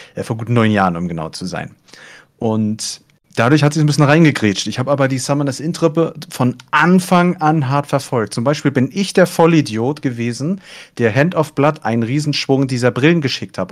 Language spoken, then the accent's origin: German; Germany; ich komme ja aus Hamburg, aus Schleswig-Holstein oben